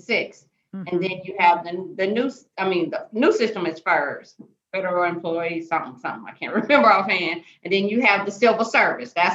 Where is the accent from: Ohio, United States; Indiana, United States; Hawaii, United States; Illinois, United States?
Indiana, United States; moved away; I'm from Indiana originally